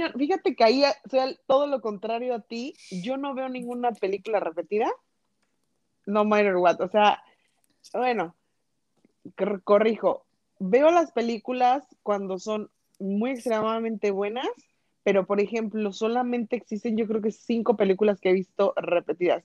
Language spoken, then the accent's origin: Spanish; a small town near Morelia, Michoacán, Mexico; uno de mis tíos trabajaban en un cine que existía en mi pueblo